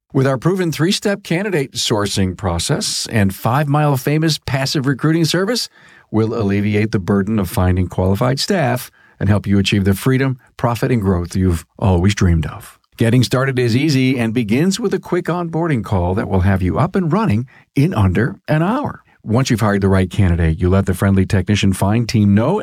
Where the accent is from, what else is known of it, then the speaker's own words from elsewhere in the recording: Buffalo, New York, United States; accent: New York; I'm from Buffalo